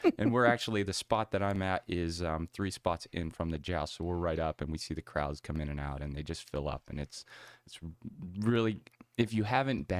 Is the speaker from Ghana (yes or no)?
no; by Lake Erie, Northwest Pennsylvania, United States; now in Charleston, United States; I'm originally from Pennsylvania